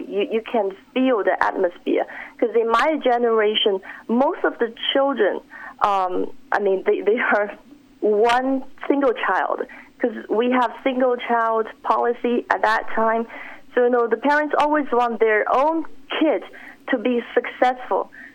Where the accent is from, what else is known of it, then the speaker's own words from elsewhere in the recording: Shanghai, China; moved away as an adult; also born or lived in Hong Kong; now in United States; I grew up in Shanghai, China until the age of 18, and then I went to Hong Kong for the next four years